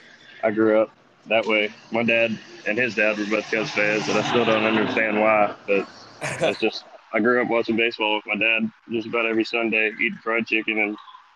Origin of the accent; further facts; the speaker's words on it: Birmingham, Alabama, United States; I grew up in Birmingham, Alabama.